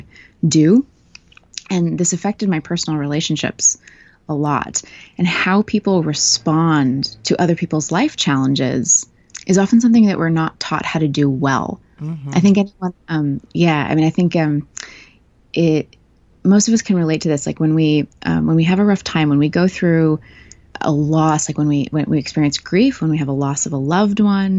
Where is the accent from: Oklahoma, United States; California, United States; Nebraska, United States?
California, United States; Northern; now in Melbourne, Australia; I live in Melbourne, Australia, but I'm from Northern California originally